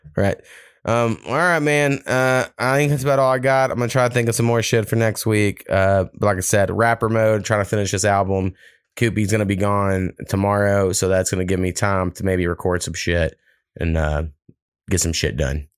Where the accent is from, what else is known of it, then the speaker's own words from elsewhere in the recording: Nebraska, United States; moved away; when I was growing up in Nebraska